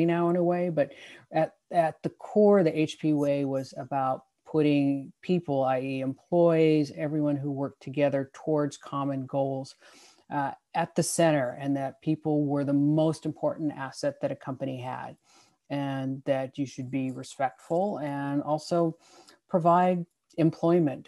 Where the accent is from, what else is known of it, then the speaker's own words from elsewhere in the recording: Santa Clara Valley, California, United States; growing up in the Valley here